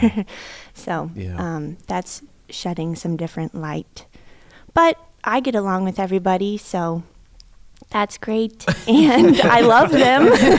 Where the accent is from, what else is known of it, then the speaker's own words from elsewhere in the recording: Kansas, United States; I am from Kansas, from the Midwest.